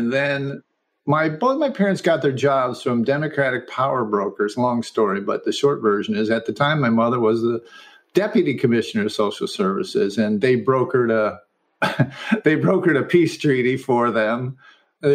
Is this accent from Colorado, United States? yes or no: no; Syracuse, New York, United States; now in Los Angeles, United States; Central New York. Syracuse, in the middle of the Finger Lakes